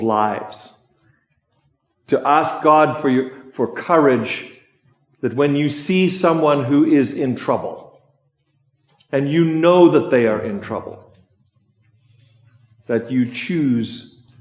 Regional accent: South Africa; now in United States; I come from South Africa, so I'm on the list. I'm on the list right now of being born in a country that might not measure up in some people's minds

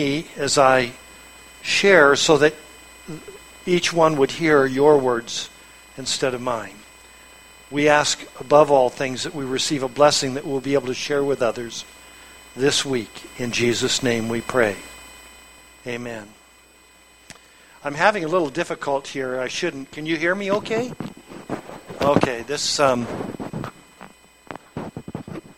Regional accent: Long Beach, California, United States; I was born in Long Beach, California.

